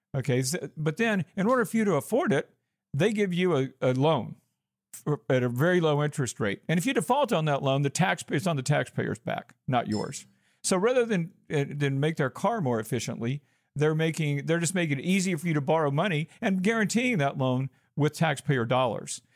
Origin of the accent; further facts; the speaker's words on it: Georgia, United States; moved away as an adult; also born or lived in Arizona; I'm from Georgia, so I was an out of state student.